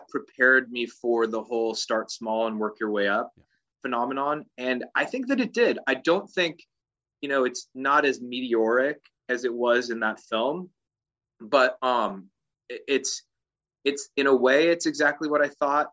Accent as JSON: {"language": "English", "town": "Agoura Hills", "region": "California", "country": "United States", "tie": "born or raised there", "also_born_or_lived": "Santa Monica, California / Burbank, California / Brentwood, California / Calabasas, California", "said": "growing up in Agoura Hills and Calabasas"}